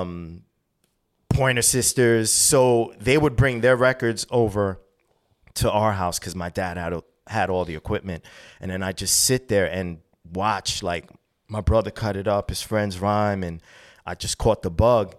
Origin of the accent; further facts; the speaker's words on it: New York City, New York, United States; also born or lived in Bristol, Connecticut; I was born in seventy-two and my parents immigrated there from Columbia